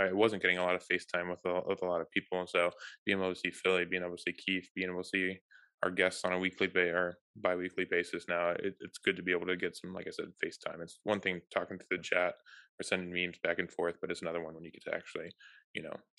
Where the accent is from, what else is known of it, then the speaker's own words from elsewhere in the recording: Germany; We did not have that in growing up in Germany